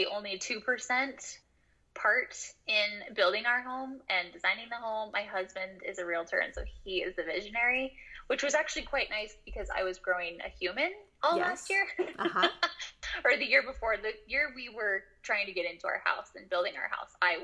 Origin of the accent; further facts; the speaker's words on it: Portland, Oregon, United States; moved away as an adult; now in Utah, United States; I grew up in Portland, Oregon